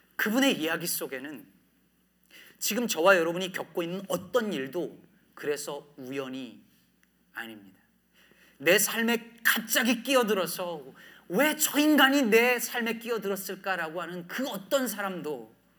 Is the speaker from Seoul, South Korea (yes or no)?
no; Jecheon, North Chungcheong, South Korea; moved away as an adult; also born or lived in Daejeon / Cheorwon / Asan / New Jersey; now in Chicago, United States; 저는 충북 제천에서 46년 전에 태어났습니다. 제 나이가 20대인 줄 알고 계신 분들에게 나이를 공개했는데 충북 제천에서 고등학교 때까지 살다가